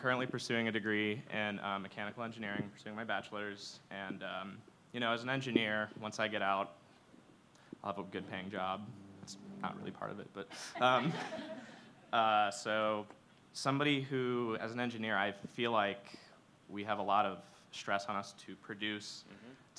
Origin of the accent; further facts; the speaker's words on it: Columbus, Ohio, United States; I'm from Columbus, Ohio, so not too far from here. I'm a student here currently, though.